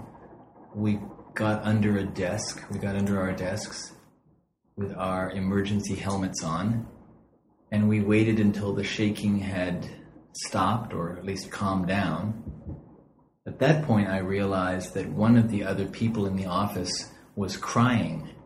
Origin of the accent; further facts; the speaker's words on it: west coast of the United States, United States; moved away as an adult; now in Japan; I'm from the west coast of the United States.